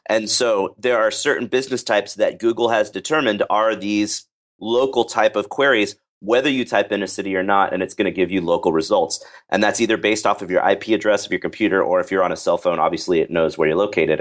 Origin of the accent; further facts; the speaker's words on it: Dallas, Texas, United States; I am from Dallas, Texas